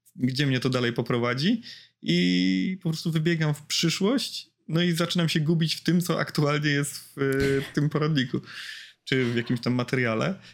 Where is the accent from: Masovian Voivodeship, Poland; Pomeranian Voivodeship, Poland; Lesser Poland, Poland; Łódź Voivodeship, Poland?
Łódź Voivodeship, Poland; Łódź; bo jestem z Łodzi